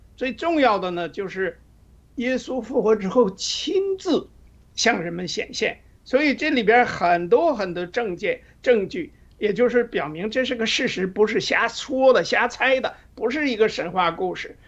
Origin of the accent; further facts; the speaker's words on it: Northeast China, China; 因为我是东北人